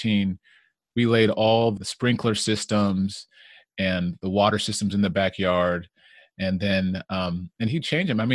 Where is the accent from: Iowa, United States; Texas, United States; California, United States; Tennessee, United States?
California, United States; Vallejo; also born or lived in San Jose; my family, we moved from San Jose to Vallejo when I was a young boy